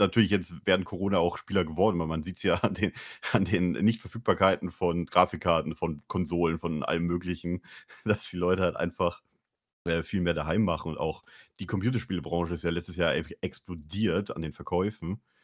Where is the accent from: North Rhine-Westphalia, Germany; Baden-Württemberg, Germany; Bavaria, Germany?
Bavaria, Germany; moved away; ich komme aus Bayern